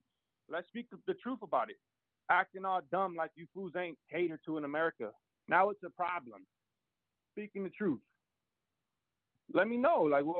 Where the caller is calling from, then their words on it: Palmdale, California, United States; From California, Palmdale, California.